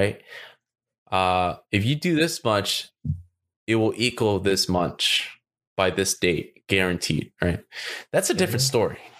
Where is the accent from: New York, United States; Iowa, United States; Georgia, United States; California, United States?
California, United States; I'm from California